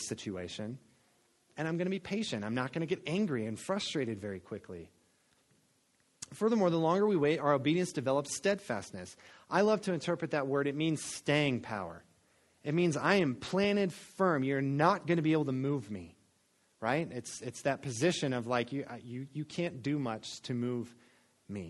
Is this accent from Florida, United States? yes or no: yes; Florida coast, United States; I grew up on the Florida coast